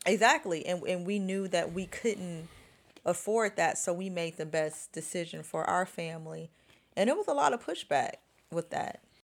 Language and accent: English; Chicago, Illinois, United States; moved away as an adult; also born or lived in Los Angeles; I'm born and raised in Chicago